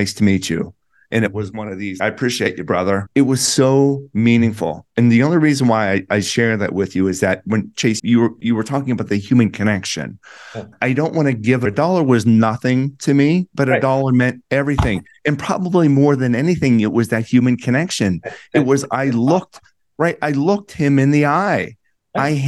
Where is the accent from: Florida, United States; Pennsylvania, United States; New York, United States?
Pennsylvania, United States; Plum; my hometown outside of Pittsburgh in Plum, Pennsylvania